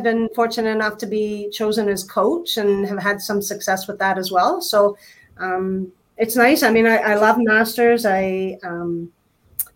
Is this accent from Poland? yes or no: no; Ontario, Canada; I was fortunate enough to make it from Ontario